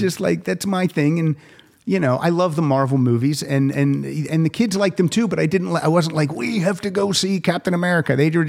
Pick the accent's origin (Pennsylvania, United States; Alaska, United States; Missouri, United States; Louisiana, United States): Pennsylvania, United States; moved away; I'm from Pennsylvania. I went to a Catholic school.